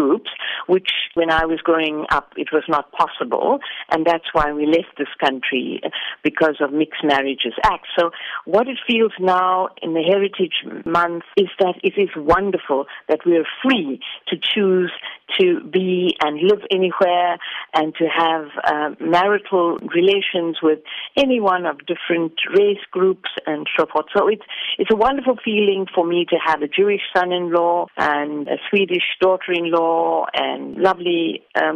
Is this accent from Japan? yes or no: no; South Africa; our obligation is to the land of our birth. We're here 3 and 4 generations. I have a mother who was born here